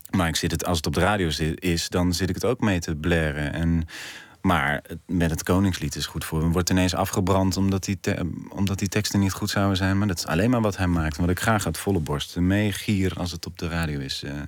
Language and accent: Dutch; North Brabant, Netherlands; now in Amsterdam, Netherlands; Ik kom uit Brabant